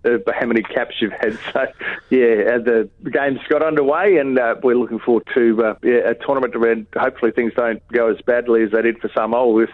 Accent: Mackay, Queensland, Australia; my hometown of Mackay

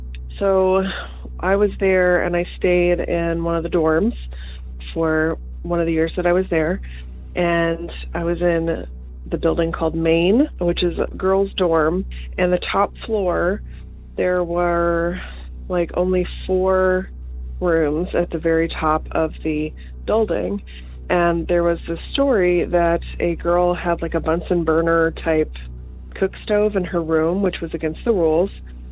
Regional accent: Alabama, United States; I grew up in Alabama, and I went to college in Montebello, Alabama.

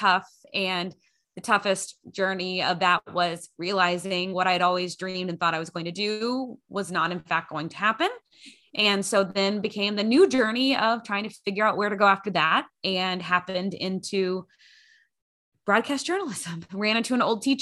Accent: Grand Prairie, Texas, United States; I grew up in Grand Prairie, Texas, which is just one of the many suburbs of Dallas

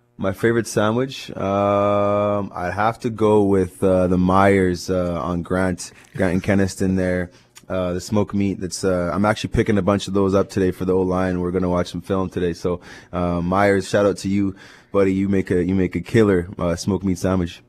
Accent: Winnipeg, Manitoba, Canada; this is my hometown. It's where I grew up

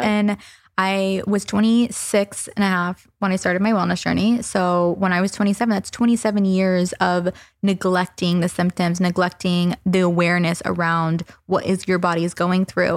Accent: the South, United States; I'm from the South

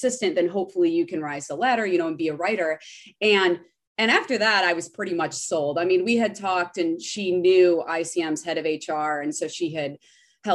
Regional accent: Midwest, United States; moved away as an adult; also born or lived in Indiana; now in Los Angeles, United States; I went to school in Indiana. So I am originally from the Midwest

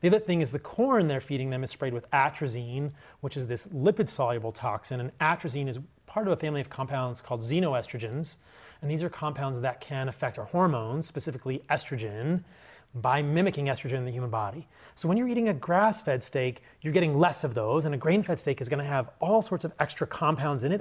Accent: suburban Virginia, United States; I grew up in a pretty normal household in suburban Virginia.

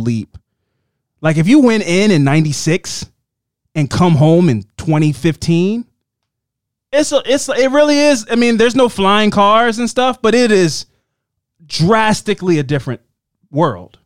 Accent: Baltimore, Maryland, United States; we're two dudes from Baltimore.

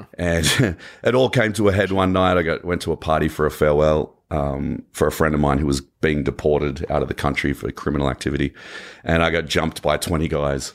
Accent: Canberra, Australian Capital Territory, Australia; accent: Australian; moved away as an adult; now in Los Angeles, United States; my hometown was the only state in Australia where marijuana was decriminalized

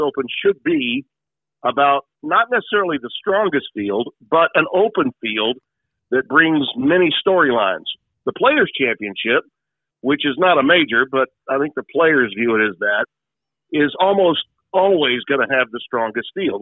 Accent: Shreveport, Louisiana, United States; my hometown

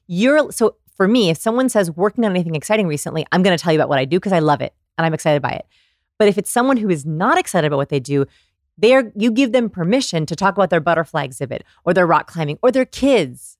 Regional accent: Texas, United States; I'm from Texas

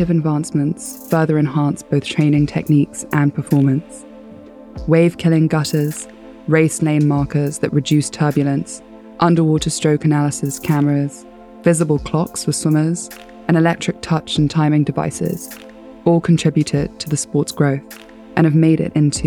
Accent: Nairobi, Kenya; moved away; also born or lived in South Africa / United Kingdom; I was maybe 7 or 8 and growing up in Nairobi

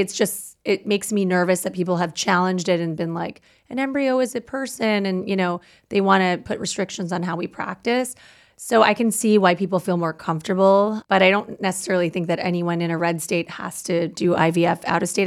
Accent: Canada; now in United States; I'm Canadian

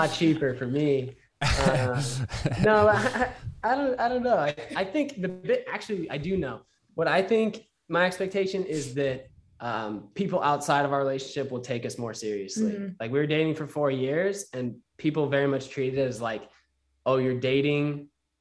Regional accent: Utah, United States; moved away as an adult; I was raised in Utah

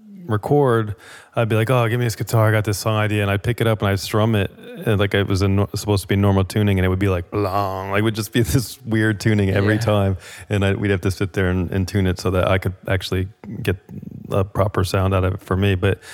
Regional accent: New Jersey, United States; The drum thing, you know, I grew up in Jersey, and my older brother

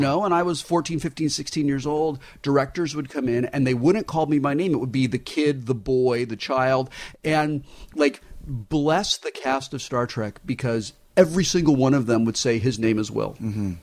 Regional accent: Southern California, United States; we're from Southern California

